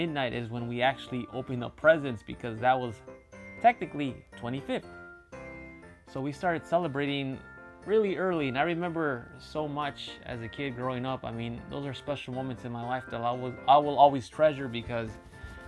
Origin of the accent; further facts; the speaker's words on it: Chicago, Illinois, United States; now in Japan; as a kid growing up in Chicago and a Mexican family